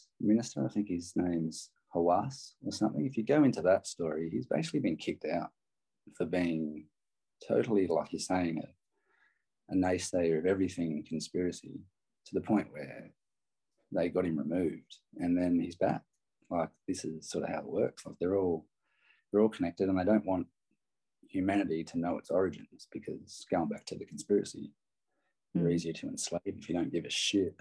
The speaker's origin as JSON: {"language": "English", "region": "New South Wales", "country": "Australia", "tie": "born or raised there", "moved": "yes", "lives_now": "Perth, Australia", "said": "I grew up in New South Wales too. Just so people know, I've lived in Perth since 96."}